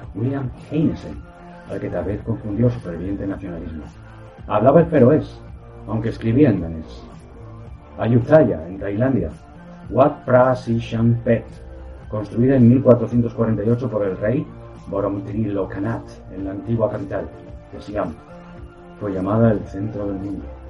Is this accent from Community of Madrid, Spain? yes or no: yes; Madrid, Community of Madrid, Spain; Yo soy de Madrid